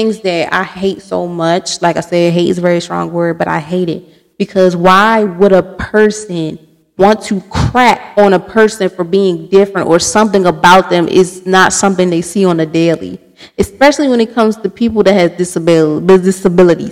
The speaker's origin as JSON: {"language": "English", "town": "Baltimore", "region": "Maryland", "country": "United States", "said": "I'm from Baltimore City."}